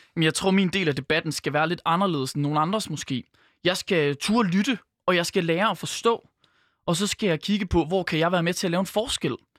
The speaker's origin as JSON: {"language": "Danish", "town": "Skjern", "region": "Central Denmark Region", "country": "Denmark", "moved": "yes", "said": "den lille vestjyske by, hvor jeg for eksempel er fra, der er Skjern på 7.500 indbyggere"}